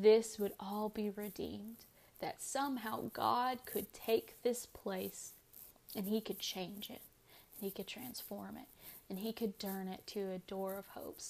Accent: United States; I'm an American

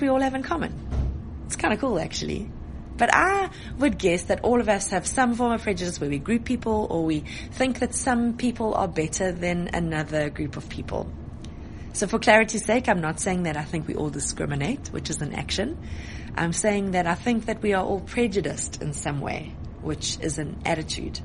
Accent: Johannesburg, Gauteng, South Africa; I was born in Joburg.

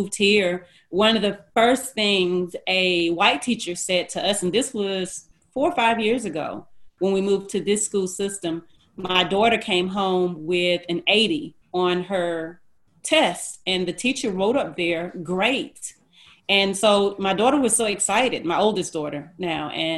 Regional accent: Gordon, Alabama, United States; Where we lived, because I'm from Gordon, Alabama, which is a small town outside of Dothan, Alabama. And where we lived, I think they were still having KKK meetings when I was a little girl

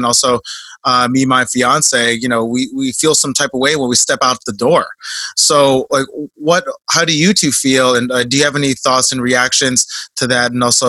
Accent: Philippines; I'm Filipino, so I'm biased, but.

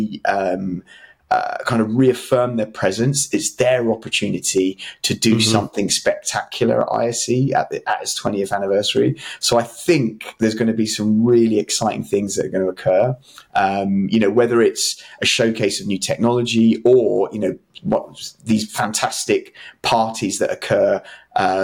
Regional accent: London, United Kingdom; I'm from London

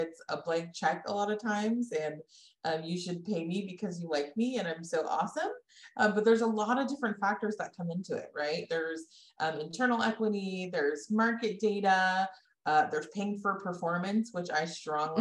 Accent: Bay Area, Northern California, United States; I grew up in the Bay Area, so Northern California native

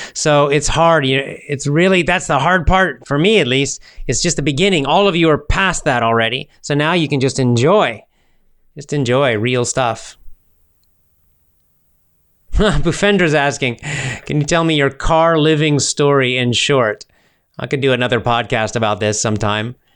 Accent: United States; first language English; as an American and a native speaker

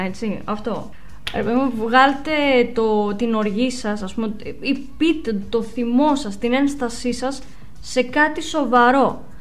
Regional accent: Greece; σαν Ελληνίδα

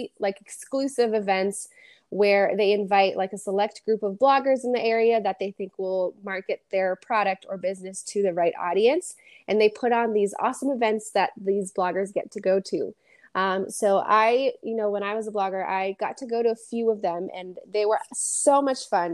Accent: Framingham, Massachusetts, United States; I was born and raised in Framingham, Massachusetts

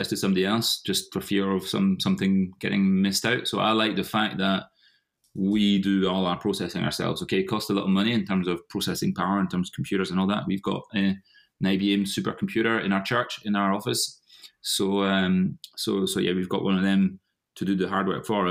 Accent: Paris, Île-de-France, France; moved away as an adult; now in Scotland, United Kingdom; I am half French, half Scottish, born and bred in France, in Paris. I moved to Scotland in 2005.

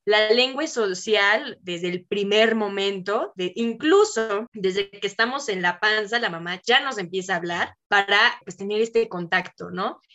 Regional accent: Mexico; yo no comprendía estando en Ecuador siendo una mexicana

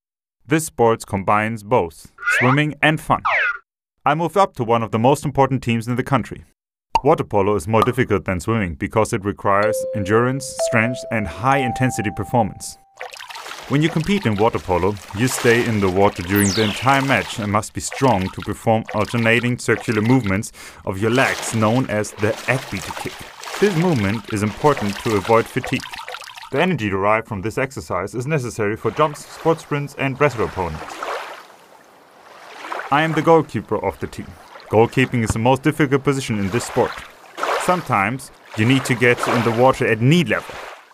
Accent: Thessaloniki, Central Macedonia, Greece; I'm 19 years old. I'm from Thessaloniki.

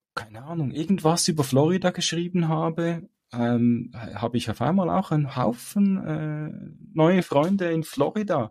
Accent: Switzerland; bei uns in der Schweiz

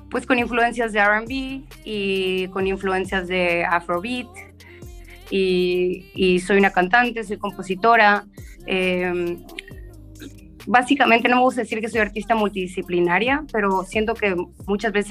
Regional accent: Chetumal, Quintana Roo, Mexico; soy chetumaleña, soy del sur de Quintana Roo

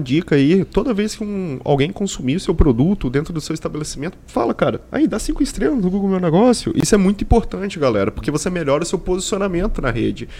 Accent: Vitória, Espírito Santo, Brazil; sou de Vitória

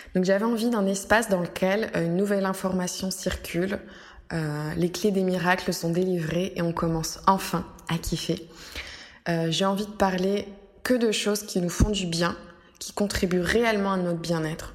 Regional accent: France; moved away as an adult; now in Rome, Italy; Je suis française à la base

